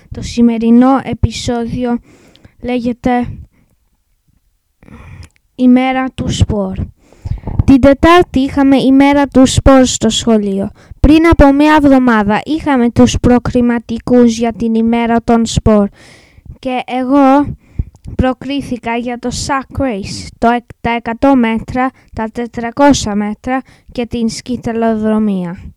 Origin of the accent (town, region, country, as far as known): England, United Kingdom; Greek is a second language